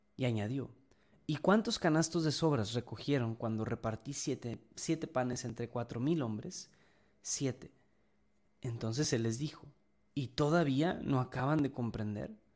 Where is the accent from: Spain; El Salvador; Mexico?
Mexico; somos mexicanos